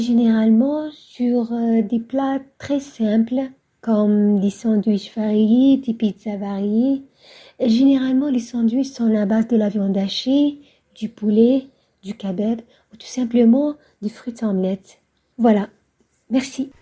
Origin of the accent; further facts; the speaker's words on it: Algeria; ma région qui est l'Algérie